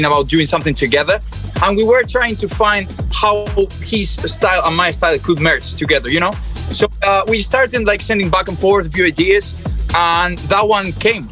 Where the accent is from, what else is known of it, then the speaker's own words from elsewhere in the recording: Bilbao, Basque Country, Spain; my hometown in Bilbao, in the north of Spain